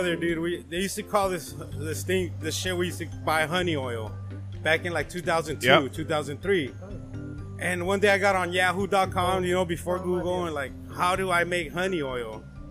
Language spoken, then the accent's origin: English; California, United States; we grew up in Cali